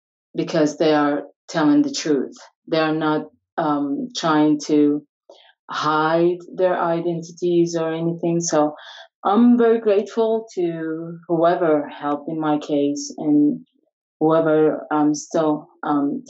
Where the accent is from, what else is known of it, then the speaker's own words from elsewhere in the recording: Iraq; I'm from Iraq. So I brought up in a family